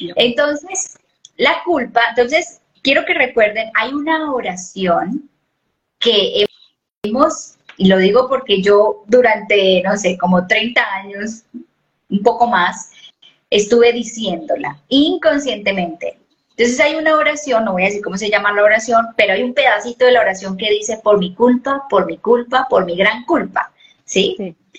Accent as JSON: {"language": "Spanish", "country": "Colombia"}